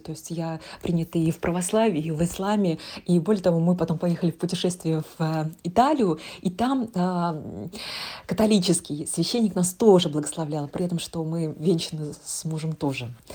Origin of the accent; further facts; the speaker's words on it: Tatarstan, Russia; also born or lived in Yekaterinburg; я родилась в Татарстане. Здесь, а, две культуры